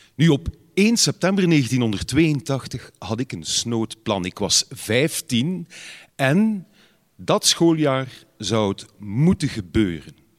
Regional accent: Ghent, Flanders, Belgium

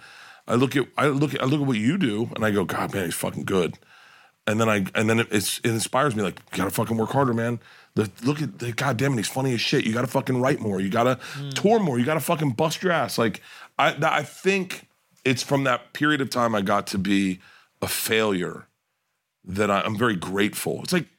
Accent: Florida, United States; I'm from Florida.

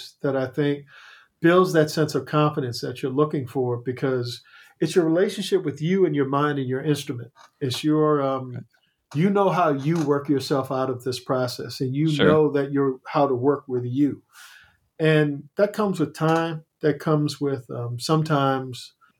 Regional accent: Crownsville, Maryland, United States; a black mental asylum in my hometown.

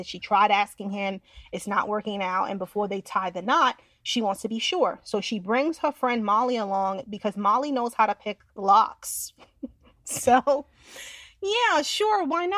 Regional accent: Westchester, New York, United States; I'm from Westchester.

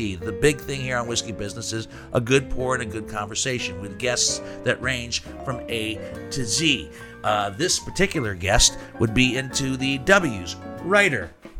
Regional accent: Steubenville, Ohio, United States; I grew up in Steubenville.

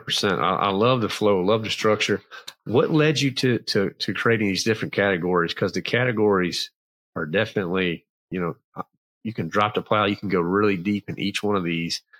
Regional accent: Clarksville, Virginia, United States; now in North Carolina, United States; So it was a little town called Clarksville, but it was close to Danville

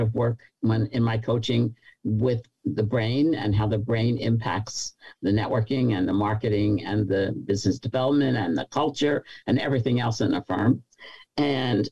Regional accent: New York, United States; But I'm a New Yorker, so we don't think any place else is big.

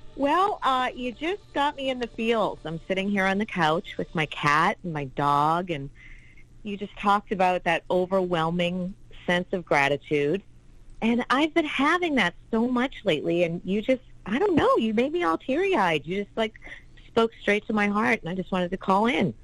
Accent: New England, United States; now in Tallahassee, United States; we live here in Tallahassee, Florida, but we're actually from New England

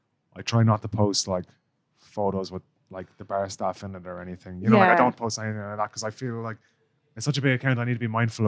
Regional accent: Ireland; now in London, United Kingdom; I'm Irish

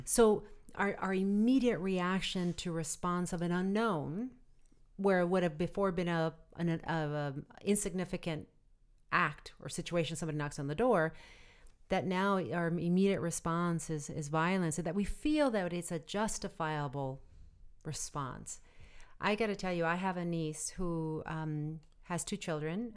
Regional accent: Arizona, United States; moved away; And I come from Arizona where people have gun racks, even my family, in the back of their trucks. And as kids, we grew up using guns

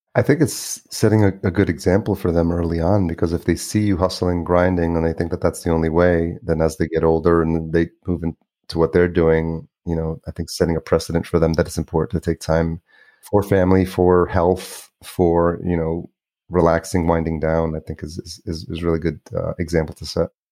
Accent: New York, United States; also born or lived in Los Angeles; now in Minneapolis, United States; grew up in New York

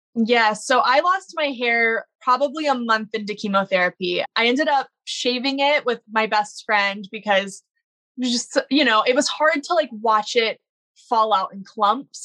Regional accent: Baton Rouge, Louisiana, United States; I grew up in Baton Rouge, Louisiana

